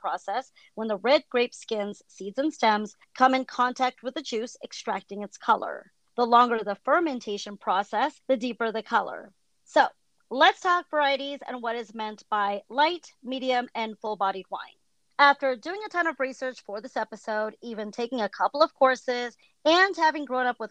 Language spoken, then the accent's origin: English; San Francisco Bay Area, California, United States; moved away as an adult; I'm originally from the San Francisco Bay Area, so my backyard was Napa Valley